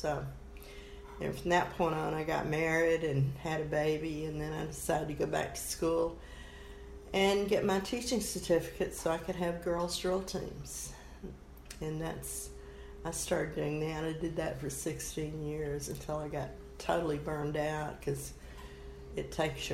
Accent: Orange, Texas, United States; I'm a Texan from birth to death, I guess. Never lived anywhere else but Texas

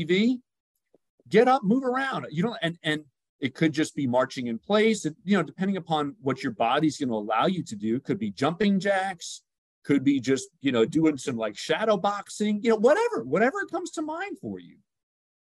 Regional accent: New York, United States; I'm from New York

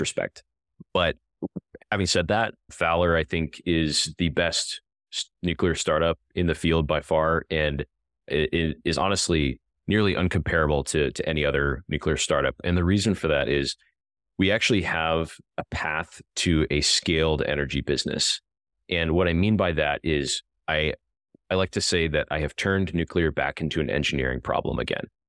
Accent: a farm in the middle of Illinois, United States; born or raised there

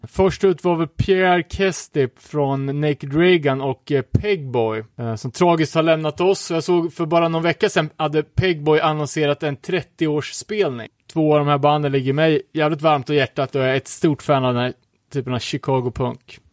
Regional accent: Örebro, Örebro County, Sweden; som örebroare

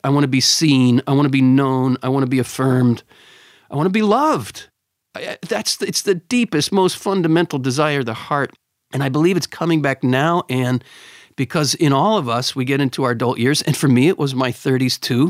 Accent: Pennsylvania, United States; I grew up in Pennsylvania

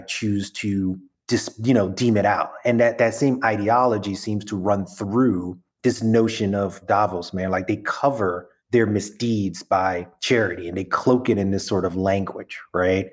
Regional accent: New York City, New York, United States; I'm from Brooklyn through and through

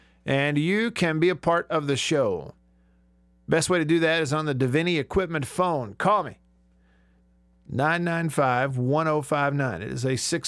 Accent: Alabama, United States; I grew up in Alabama. Sure did. Around a lot of those Alabama folks.

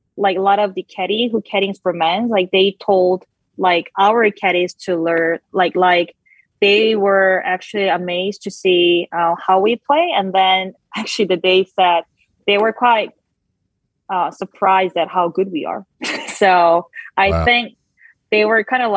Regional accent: South Korea; moved away; I grew up in Korea

